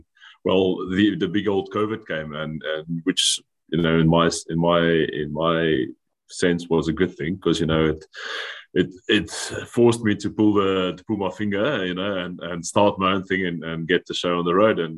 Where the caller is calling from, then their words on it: Biarritz, Nouvelle-Aquitaine, France; I'm calling in from a town called Biarritz in France at the moment.